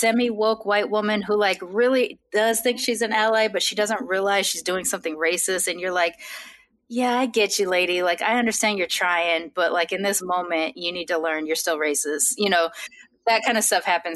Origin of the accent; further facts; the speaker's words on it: Long Beach, California, United States; I'm from Long Beach or I'm from California